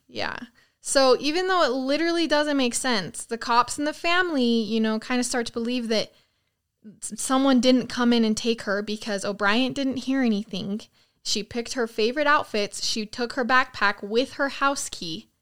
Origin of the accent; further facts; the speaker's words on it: near Rexburg, Idaho, United States; away from my hometown